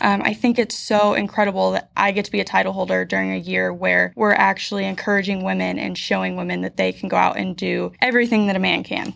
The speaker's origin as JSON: {"language": "English", "town": "Quincy", "region": "Illinois", "country": "United States", "tie": "born or raised there", "also_born_or_lived": "Goodwell, Oklahoma", "said": "Quincy Senior High in Quincy, Illinois, where I was born and raised all eighteen years"}